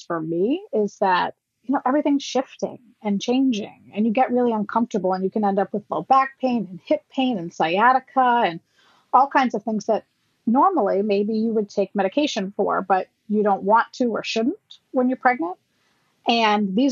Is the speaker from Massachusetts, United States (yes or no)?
yes; Massachusetts, United States; I'm from Massachusetts